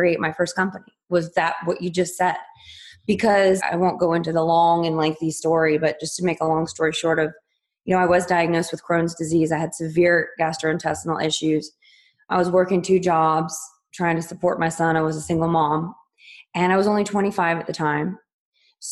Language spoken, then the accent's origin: English; West Virginia, United States; I was born and raised in West Virginia